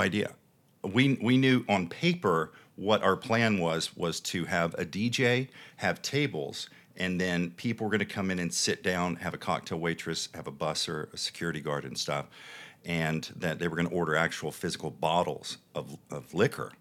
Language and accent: English; the Bible Belt, United States; now in Las Vegas, United States; being born and raised in the Bible Belt and in the faith